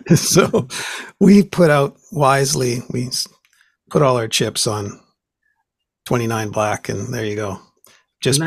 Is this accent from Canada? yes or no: yes; Vancouver, British Columbia, Canada; here in Vancouver